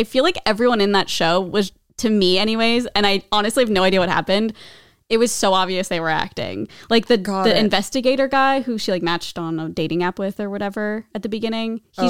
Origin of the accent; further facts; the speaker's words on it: Midwest, United States; I'm from the Midwest.